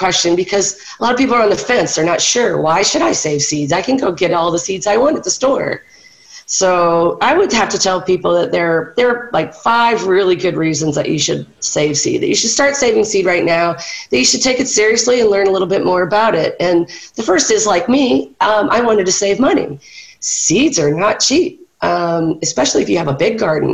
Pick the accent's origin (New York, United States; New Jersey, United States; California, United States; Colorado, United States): California, United States; Orange County; moved away; I was born and raised in Orange County, so I know a little bit about California.